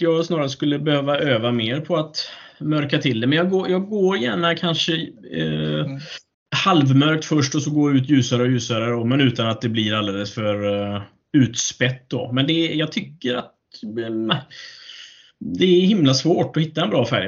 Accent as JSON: {"language": "Swedish", "town": "Alingsås", "region": "Västra Götaland", "country": "Sweden", "tie": "born or raised there", "said": "min hemby. Eh, Arlinge, Texas, Alingsås"}